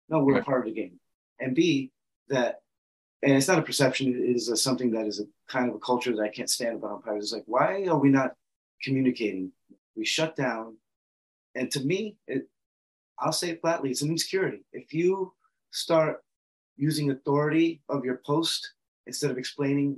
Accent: New York City, New York, United States; I'm from the Bronx too

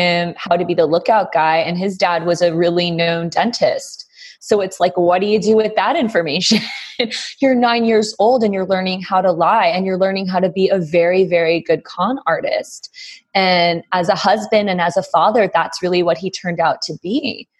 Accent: New Haven, Connecticut, United States; So I grew up in New Haven, Connecticut. That's where I was born. So I was born to two doctors.

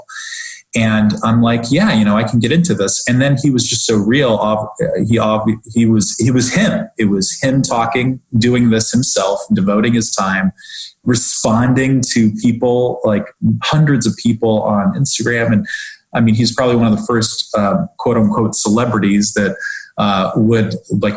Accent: Omaha, Nebraska, United States; also born or lived in Washington D.C. area / Rockville, Maryland / Philadelphia, Pennsylvania; now in Palm Harbor, United States; I grew up in Omaha, Nebraska

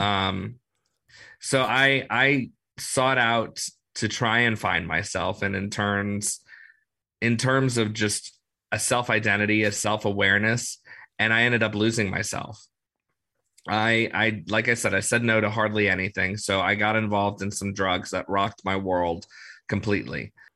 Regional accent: New Orleans, Louisiana, United States; I grew up in New Orleans, so I've been here my whole life

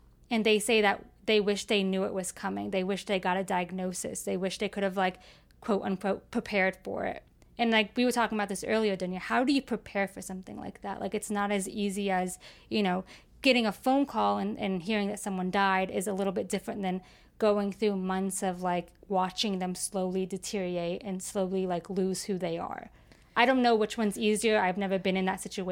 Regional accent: Florida, United States; moved away as an adult; now in Chicago, United States; I'm from Florida and I moved to Chicago.

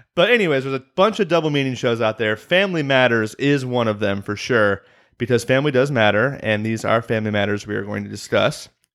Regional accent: Illinois, United States; I'm from Illinois, so Chicago is near and dear to my heart

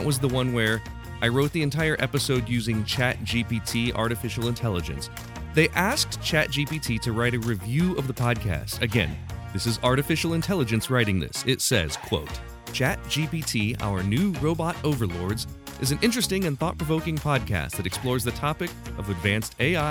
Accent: Urbana, Ohio, United States; my hometown of Urbana, Ohio

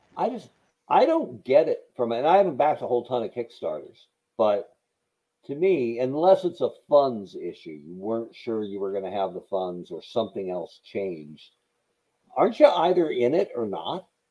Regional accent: Bend, Oregon, United States; moved away; my hometown of Bend, Oregon

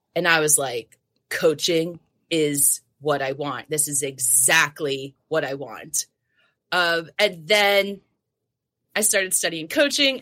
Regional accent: New Jersey, United States; So I grew up in New Jersey. So, Jersey Gal.

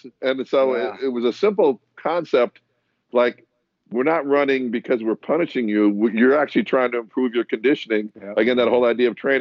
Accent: Wisconsin, United States; So I'm from Wisconsin

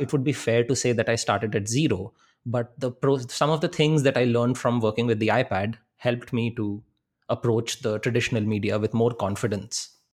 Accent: India; we carry as Indian people

